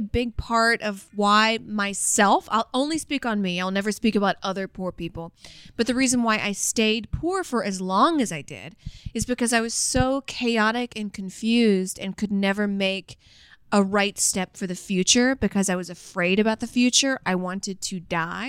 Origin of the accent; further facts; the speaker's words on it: the South, United States; growing up in the South, like in the 90s